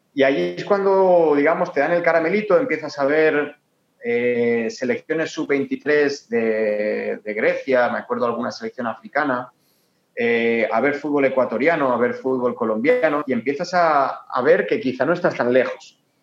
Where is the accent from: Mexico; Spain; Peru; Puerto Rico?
Spain; Torrent, Valencian Community; moved away as an adult; now in Ecuador; para Torrent, de donde soy yo